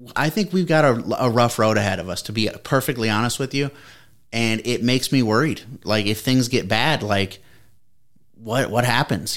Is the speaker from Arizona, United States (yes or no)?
no; Columbus, Ohio, United States; we're Chris and I are from Ohio, and we grew up down in Columbus